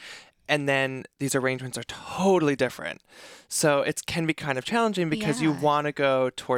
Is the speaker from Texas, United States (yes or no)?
no; upstate New York, United States; also born or lived in Cincinnati; now in New York, United States; I'm originally from upstate New York, and just like Lindsay, I also went to Cincinnati.